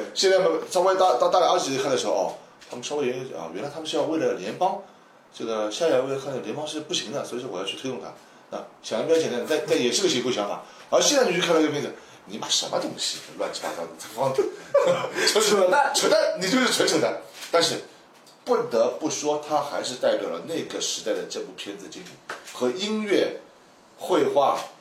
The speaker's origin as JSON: {"language": "Chinese", "country": "China", "said": "在我们中国人的这个对高达妹理解的还是非常高的地位"}